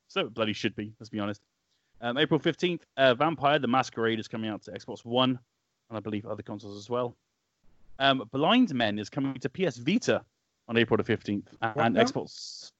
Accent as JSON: {"language": "English", "region": "Wales", "country": "United Kingdom", "tie": "born or raised there", "said": "My hometown of Wales."}